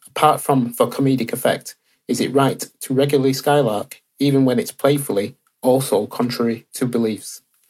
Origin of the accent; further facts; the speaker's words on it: Manchester, North West England, United Kingdom; now in Sheffield, United Kingdom; from Manchester, but currently local in Sheffield